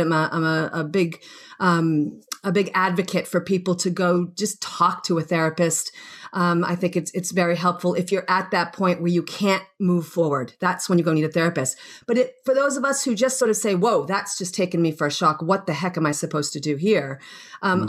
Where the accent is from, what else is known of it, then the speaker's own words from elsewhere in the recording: Boston, Massachusetts, United States; moved away as an adult; also born or lived in Australia; I'm from Boston originally, and um, born and bred and grew up there